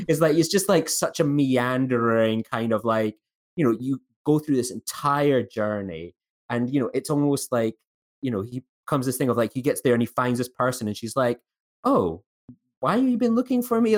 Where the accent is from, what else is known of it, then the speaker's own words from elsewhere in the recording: Scotland, United Kingdom; as a Scottish person